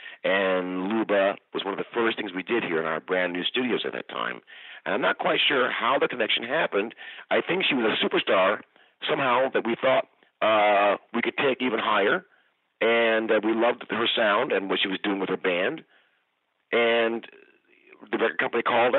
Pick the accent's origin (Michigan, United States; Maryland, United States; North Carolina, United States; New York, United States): Michigan, United States; Kalamazoo; now in Bay Area, United States; I'm from Kalamazoo. So we have a Michigan connection. But we found each other out here in the Bay Area